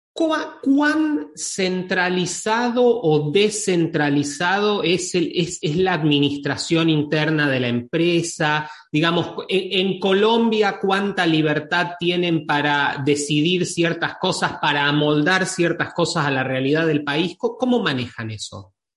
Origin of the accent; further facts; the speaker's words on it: Argentina; yo, soy de Argentina